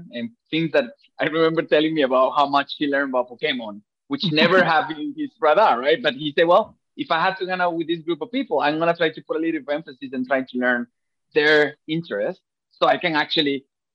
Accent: Venezuela; now in Japan; I'm from Venezuela

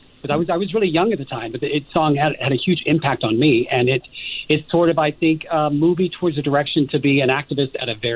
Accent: Evansville, Indiana, United States; I'm originally from Evansville, Indiana

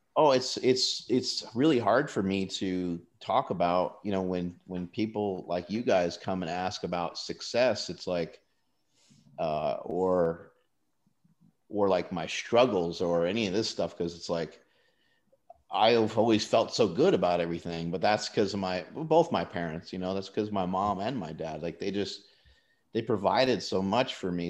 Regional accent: United States; I was born in the United States

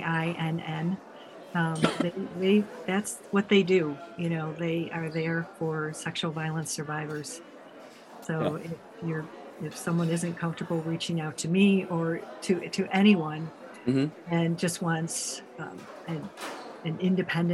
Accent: United States; I'm from the States

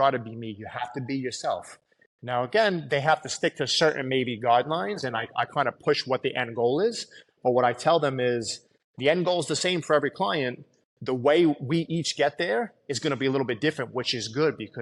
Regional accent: New York City, New York, United States; growing up in Staten Island

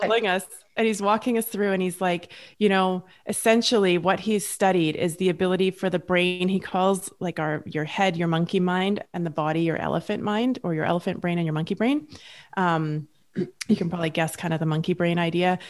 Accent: Canada; Julie and I are both Canadian

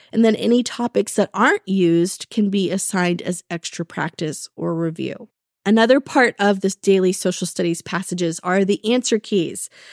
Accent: Texas, United States; I'm from Texas

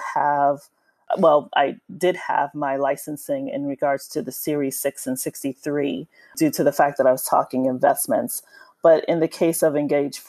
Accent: New York City, New York, United States; born or raised there

